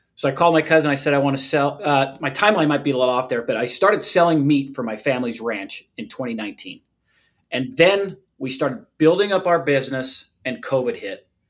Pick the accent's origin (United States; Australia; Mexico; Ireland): United States; St. George, Utah; I grew up in a small town, used to be a small town, uh, St. George, Utah, just outside of Zion National Park.